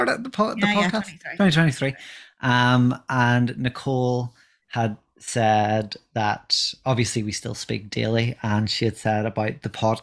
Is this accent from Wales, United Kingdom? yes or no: no; Northern Ireland, United Kingdom; accent: Northern Irish; I am married and live in Northern Ireland, as you can tell by my accent